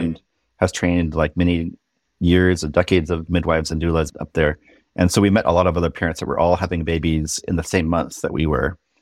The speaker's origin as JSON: {"language": "English", "town": "Irvine", "region": "California", "country": "United States", "tie": "born or raised there", "also_born_or_lived": "Berkeley, California / Seattle, Washington", "moved": "as an adult", "said": "I grew up in Southern California in Irvine."}